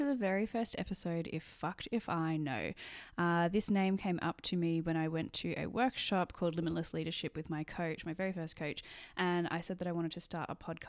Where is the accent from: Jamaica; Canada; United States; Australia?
Australia; Sydney, New South Wales; moved away as an adult; now in Edinburgh, United Kingdom; I did it in high school and I grew up in Sydney in Australia. I went to high school in Australia and currently live in Edinburgh.